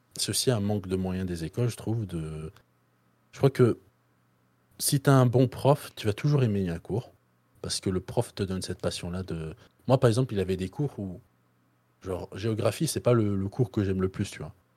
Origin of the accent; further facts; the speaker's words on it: Belgium; moi, je suis belge